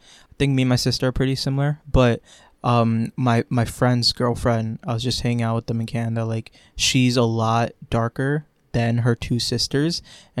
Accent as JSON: {"language": "English", "region": "Florida", "country": "United States", "tie": "born or raised there", "said": "Growing up in Florida"}